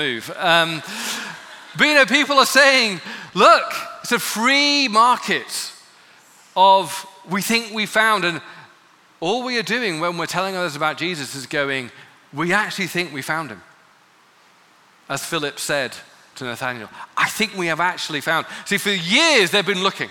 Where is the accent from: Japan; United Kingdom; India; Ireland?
United Kingdom; England; growing up in England